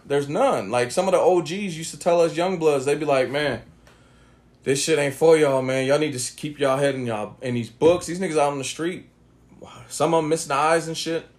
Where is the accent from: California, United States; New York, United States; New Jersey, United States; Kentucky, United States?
California, United States; Oakland; growing up in Oakland, California